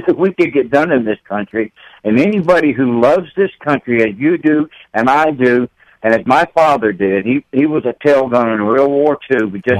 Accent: Columbus, Georgia, United States; moved away as an adult; now in Indianapolis, United States; I was raised in Columbus, Georgia, Fort Benning, you know, that area.

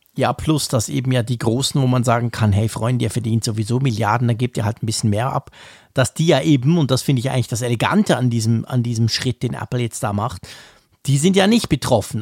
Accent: Switzerland; hier bei uns in der Schweiz

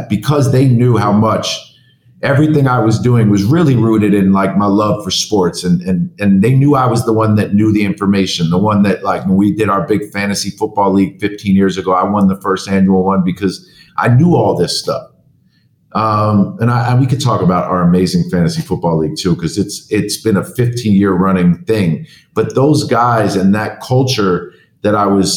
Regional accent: New York City, New York, United States; I grew up in New York City

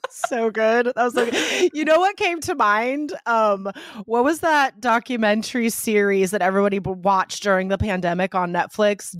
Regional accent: United States; first language English; I am from the United States

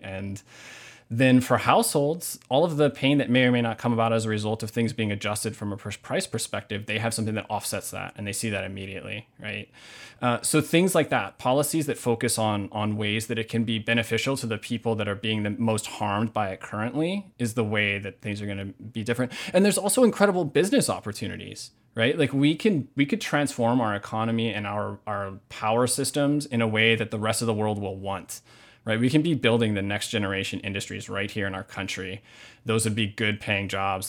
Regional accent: Hamakua coast, Big Island of Hawaii, United States; now in Minneapolis, United States; I was born and raised in Hawaii.

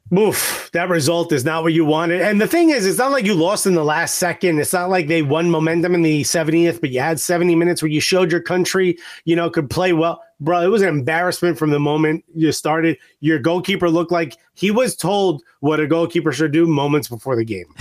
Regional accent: Newark, New Jersey, United States; I grew up in Newark, New Jersey.

